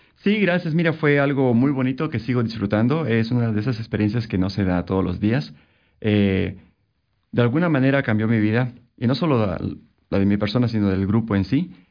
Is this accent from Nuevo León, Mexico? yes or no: no; Oaxaca, Mexico; moved away as an adult; now in Vancouver, Canada; al estado de Oaxaca, de donde soy originario